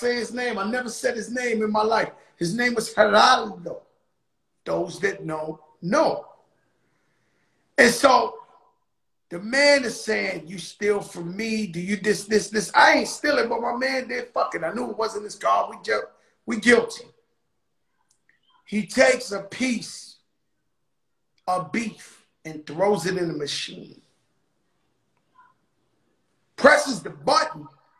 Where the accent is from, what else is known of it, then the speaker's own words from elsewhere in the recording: Bronx, New York, United States; You know, I was born in Bronx, Lebanon Hospital on Fulton Street. Across the street from where Larry Davis got into all that mess. Started from nothing. Me personally, proud of where I come from.